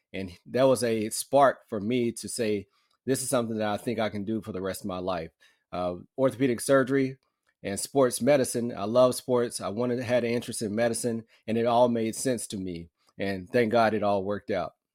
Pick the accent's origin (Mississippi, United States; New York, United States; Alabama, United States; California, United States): Alabama, United States; Muscle Shoals; I grew up in Muscle Shoals, Alabama, so a small town, North Alabama.